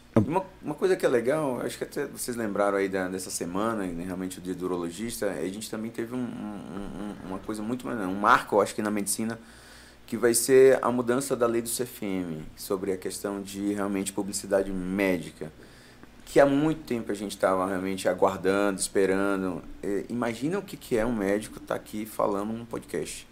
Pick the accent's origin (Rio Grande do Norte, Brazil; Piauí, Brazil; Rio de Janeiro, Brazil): Piauí, Brazil; Floriano; moved away as an adult; now in São Paulo, Brazil; Na verdade, eu nasci no Piauí, sou natural de Floriano